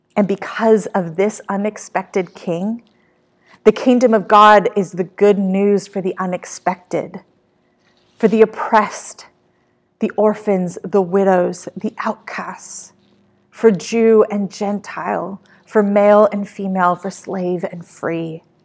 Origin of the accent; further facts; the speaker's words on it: Australia; moved away as an adult; now in California, United States; My hometown of Australia